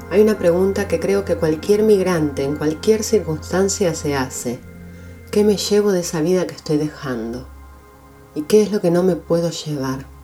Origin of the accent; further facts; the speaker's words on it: Buenos Aires, Argentina; moved away as an adult; now in North Carolina, United States; Yo también soy migrante. Hace tres años me mudé de Argentina a Estados Unidos, de Buenos Aires a Carolina del Norte, del español al inglés